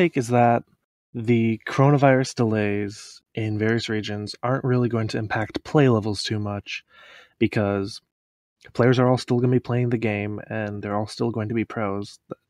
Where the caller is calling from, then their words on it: Kalamazoo, Michigan, United States; Kalamazoo, Michigan.